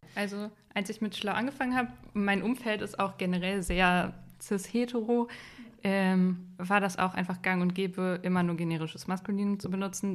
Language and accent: German; Unna, North Rhine-Westphalia, Germany; ich komme nicht direkt aus Dortmund, sondern aus so einer kleinen Stadt in der Nähe.